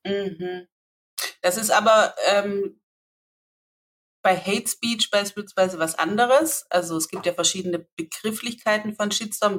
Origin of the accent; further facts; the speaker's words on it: Swabia, Baden-Württemberg, Germany; accent: Swabian; also born or lived in near Leipzig; now in Leipzig area, Germany; wenn ich schwäbele